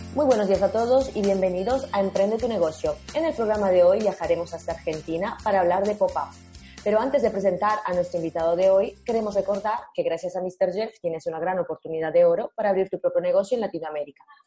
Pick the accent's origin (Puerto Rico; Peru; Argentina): Peru; que soy peruana